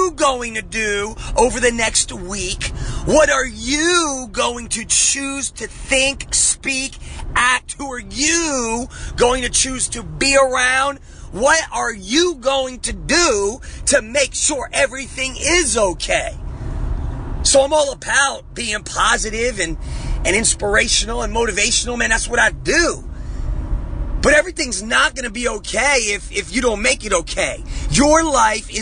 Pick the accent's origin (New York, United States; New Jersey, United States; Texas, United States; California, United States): New Jersey, United States; I'm from Jersey. I grew up on the streets of Jersey.